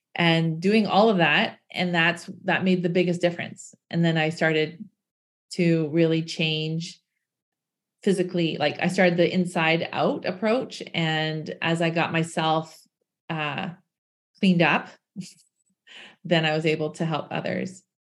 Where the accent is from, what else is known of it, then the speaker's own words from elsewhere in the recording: Canada; I'm from Canada. We have lots of snow here.